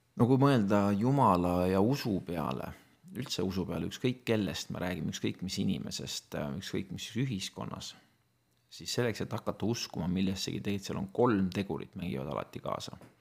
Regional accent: Estonia; minu lapsepõlv möödus Nõukogude Eestis ja ma olin teismeline, kui Eesti sai vabaks

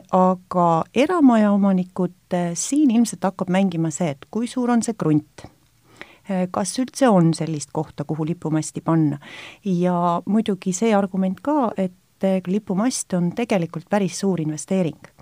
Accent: Estonia; me oleme eestlased ja meil on oma riik

